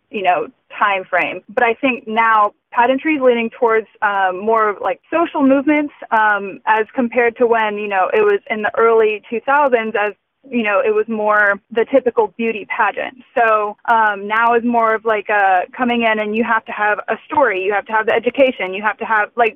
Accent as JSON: {"language": "English", "region": "Georgia", "country": "United States", "tie": "born or raised there", "moved": "yes", "said": "growing up in Georgia, I had such an incredible support system through pageantry."}